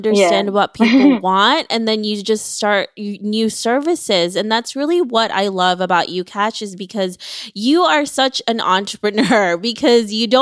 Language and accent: English; Philippines; now in United States; you and I came from the Philippines.